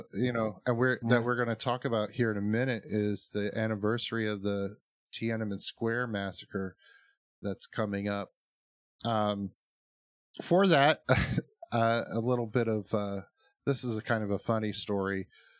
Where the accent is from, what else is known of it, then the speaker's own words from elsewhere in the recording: United States; as an American